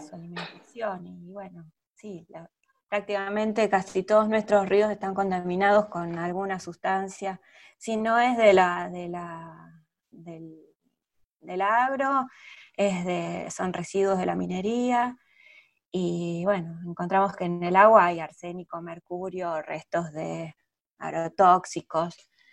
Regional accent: Argentina; nuestra historia como argentina

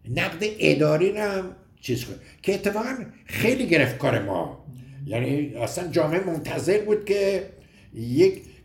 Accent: Gorgan, Golestan, Iran; moved away as an adult; also born or lived in United States; now in Tehran, Iran; من دیپلم ریاضی دارم از دبیرستان ایران شهر گرگان متولد گرگان هستم

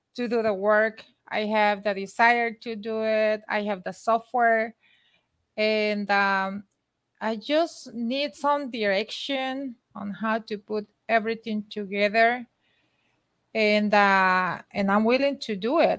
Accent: Honduras; now in United States; I'm from Honduras

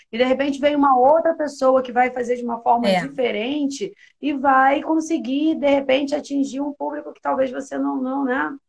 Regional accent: Rio de Janeiro, Brazil; Eu, eu sou da Ilha do Governador.

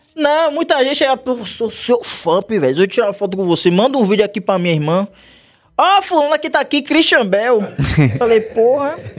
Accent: Salvador, Bahia, Brazil; eu morava na Liberdade, mas eu saí da Liberdade foi com, acho que com oito anos

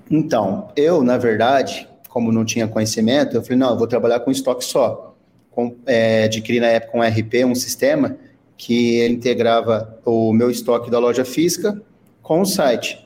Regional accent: São José do Rio Preto, São Paulo, Brazil; eu sou aqui de São José do Rio Preto

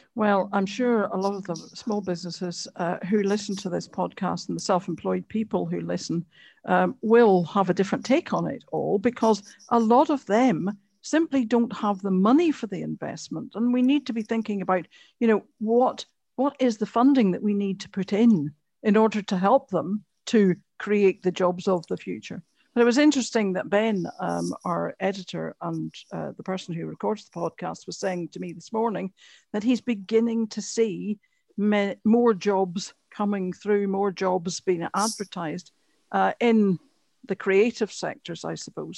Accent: Antrim, Northern Ireland, United Kingdom; I'm from Antrim. Beautiful place.

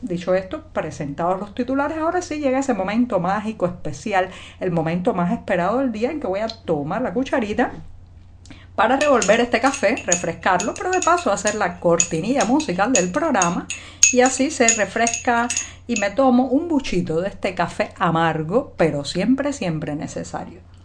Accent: Cuba; cubana, periodista, ciudadana

